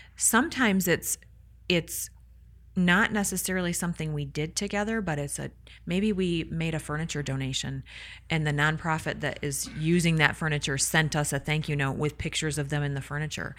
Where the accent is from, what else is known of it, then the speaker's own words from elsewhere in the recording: Michigan, United States; I hail from Michigan. I love, I love my Mitten people